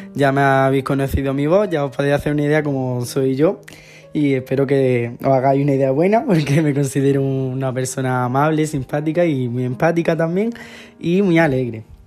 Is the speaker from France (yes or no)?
no; Águilas, Region of Murcia, Spain; also born or lived in Lorca / Jaén; Yo nací en Lorca, en un pueblo de Murcia, y me he criado en un pueblo de al lado, de la costa, en Murcia también. Se llama Águila